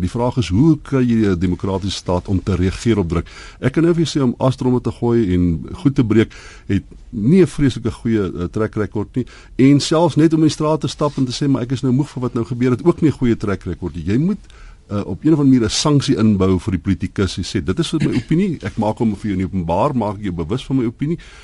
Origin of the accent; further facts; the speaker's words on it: South Africa; ons almal as Suid-Afrikaners